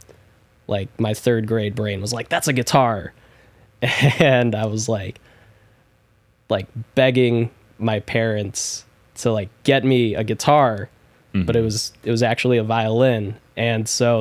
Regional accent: Chicago, Illinois, United States; also born or lived in Des Plaines, Illinois; I was born and raised in Chicago, then moved out to Des Plaines and lived there for God knows how long, like more than half of my life at this point

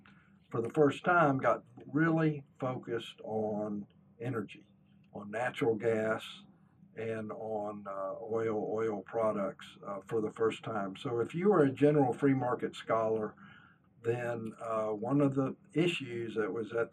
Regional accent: Houston, Texas, United States; growing up in Houston, Texas, which is the oil and gas capital of the United States

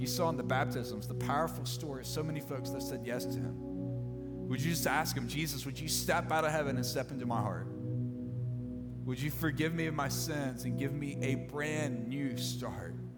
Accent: Mississippi, United States; I'm from Mississippi

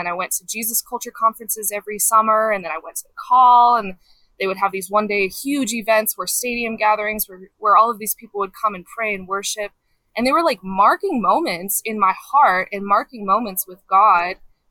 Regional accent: Colorado, United States; also born or lived in Kansas City; Grew up mostly in Colorado

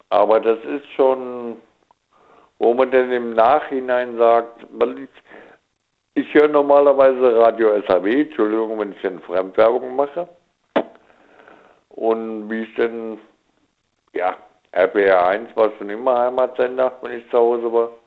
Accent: Rhineland-Palatinate, Germany; born there; now in Magdeburg, Germany; ich bin gebürtiger Pfälzer

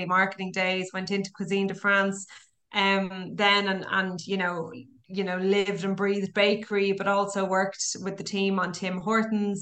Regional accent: Dublin, Leinster, Ireland; moved away; I'm from Dublin

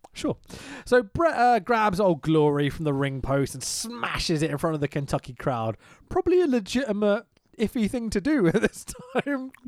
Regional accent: United Kingdom; I'm British

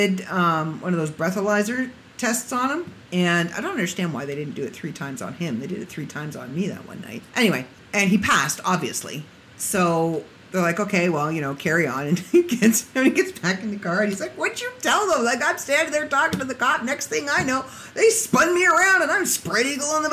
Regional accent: Canada; I'm from Canada

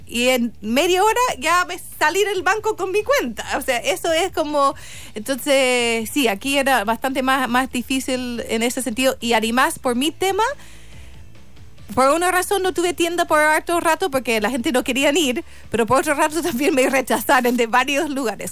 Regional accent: St. Louis, Missouri, United States; Spanish is a second language; moved away as an adult; now in Chile; yo soy de San Luis, Missouri, un estado muy conservador

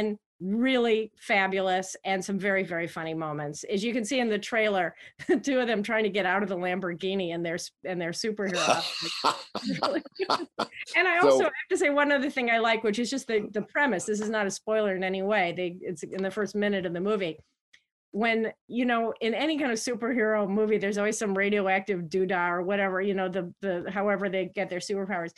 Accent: Chicago, Illinois, United States; my hometown of Chicago

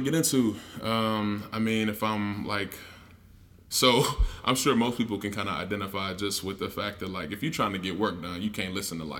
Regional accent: Chicago, Illinois, United States; moved away; just growing up on the South Side of Chicago. I'm a musician by trade

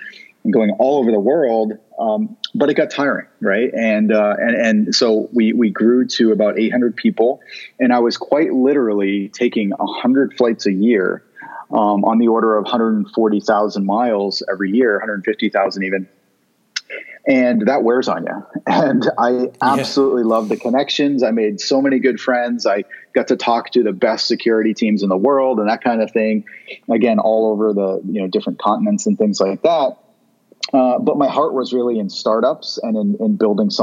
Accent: Vermont, United States; also born or lived in Chicago; now in Southern California, United States; I grew up in Vermont

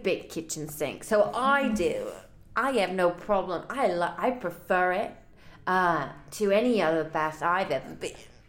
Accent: England, United Kingdom; moved away; I'm from England.

